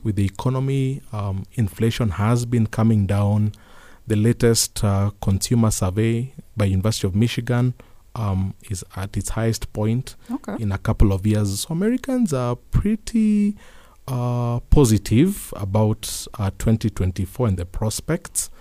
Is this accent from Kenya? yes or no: yes; Kenya; as Kenyan